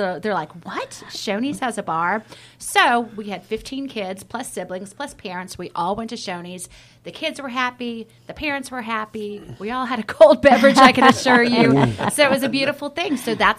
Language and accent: English; Roswell, Georgia, United States; I grew up in Roswell, Georgia, actually. Okay. So I lived in Roswell, and there's 5 kids in my family.